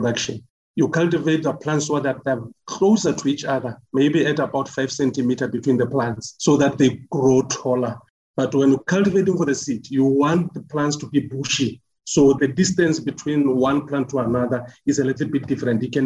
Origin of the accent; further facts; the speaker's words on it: Polokwane, Limpopo, South Africa; moved away as an adult; also born or lived in Free State; I grew up in Limpopo, Polokwane to be specific, and I moved to Free State when I went to do my tertiary qualifications.